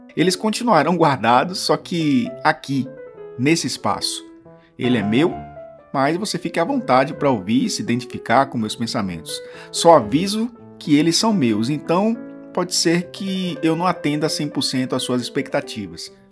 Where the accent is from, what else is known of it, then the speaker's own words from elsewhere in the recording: Bahia, Brazil; sou baiano